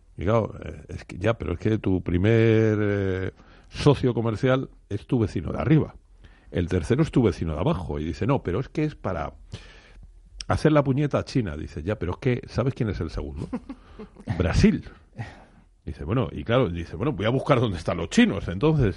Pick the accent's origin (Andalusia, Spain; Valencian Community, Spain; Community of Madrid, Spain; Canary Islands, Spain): Community of Madrid, Spain; yo como madrileño me, me alegro muchísimo, porque además soy residente